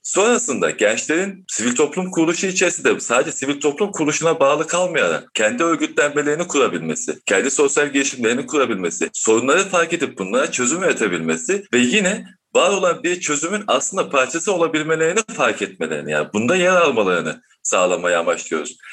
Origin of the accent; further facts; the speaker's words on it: Çarşamba, Samsun, Turkey; ben Çarşamba'da doğdum büyüdüm. Çarşambalıyım